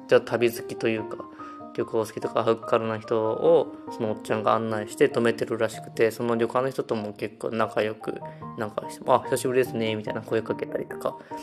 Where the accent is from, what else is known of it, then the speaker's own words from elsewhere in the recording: Osaka, Japan; now in Tokushima, Japan; 地元に帰ってて